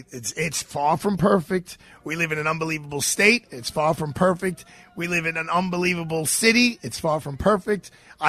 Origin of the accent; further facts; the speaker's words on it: New York City, New York, United States; I grew up with fireworks in Brooklyn